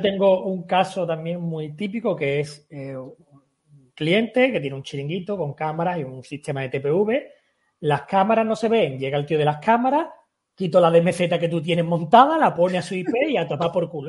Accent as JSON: {"language": "Spanish", "town": "Algeciras", "region": "Andalusia", "country": "Spain", "said": "yo soy de Algeciras"}